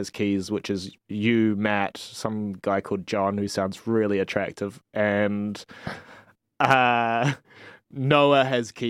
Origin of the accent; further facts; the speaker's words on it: Australia; I'm from I come from Australia, although a lot of people think that I have a New Zealand accent.